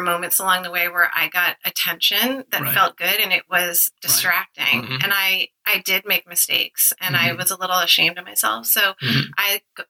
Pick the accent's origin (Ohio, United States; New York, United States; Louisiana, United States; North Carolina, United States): New York, United States; Westchester; now in New England, United States; I grew up in Westchester